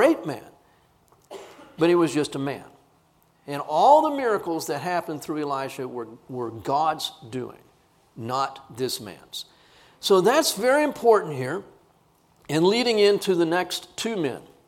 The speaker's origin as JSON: {"language": "English", "town": "Corpus Christi", "region": "Texas", "country": "United States", "tie": "born or raised there", "said": "I grew up in Corpus Christi"}